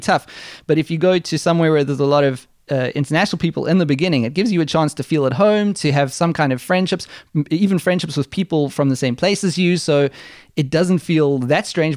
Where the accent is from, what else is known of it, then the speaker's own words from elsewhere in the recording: South Africa; now in Germany; I'm South African